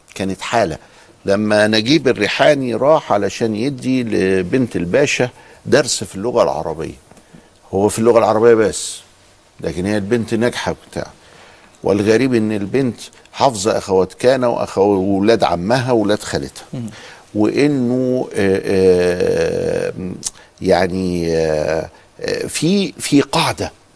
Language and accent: Arabic; Egypt; عندنا في مصر